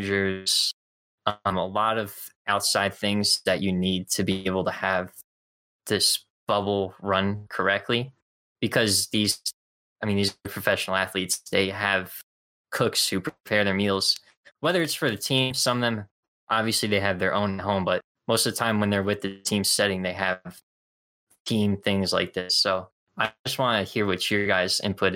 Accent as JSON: {"language": "English", "region": "New Jersey", "country": "United States", "said": "I'm from North Jersey."}